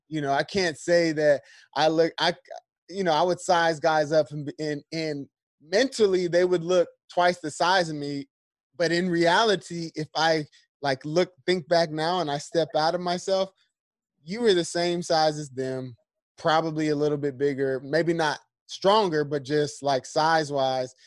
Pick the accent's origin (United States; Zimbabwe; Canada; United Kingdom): United States; San Diego, California; this is where I'm from. I'm from San Diego.